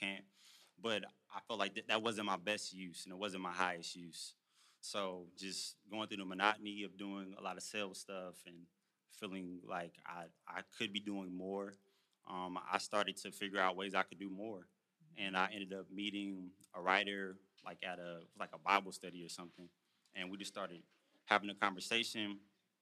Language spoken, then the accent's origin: English; Houston, Texas, United States; moved away as an adult; also born or lived in Louisiana; now in Los Angeles, United States; I'm a country boy. I'm from Houston, Texas. Family from Louisiana.